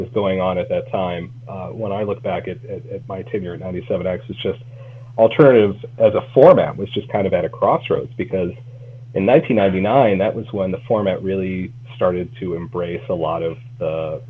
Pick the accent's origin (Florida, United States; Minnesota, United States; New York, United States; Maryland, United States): Minnesota, United States; Minneapolis; moved away as an adult; also born or lived in Burlington, Vermont; I grew up in Minneapolis